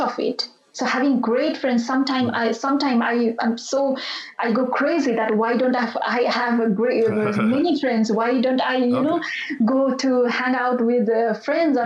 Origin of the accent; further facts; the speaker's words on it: Bagmati, Nepal; That's my hometown